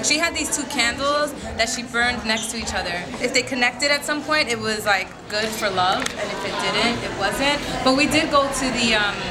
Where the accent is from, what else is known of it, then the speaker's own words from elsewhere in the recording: New York City, New York, United States; Astoria, New York, to be exact.